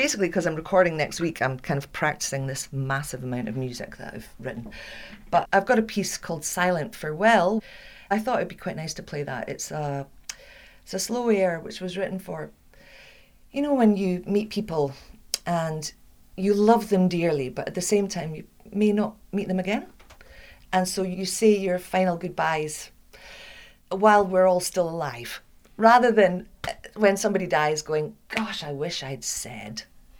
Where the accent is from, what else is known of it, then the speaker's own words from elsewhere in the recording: Scotland, United Kingdom; Because I come from the Black Isle, which is like right up north near Inverness, and they all speak like that.